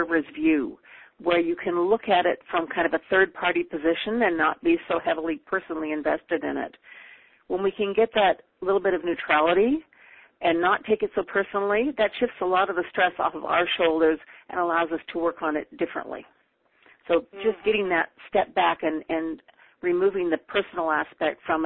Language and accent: English; Canada; also born or lived in Peru; now in Calgary, Canada; I now live in Calgary, Alberta. I am Canadian, and we make our home here at the moment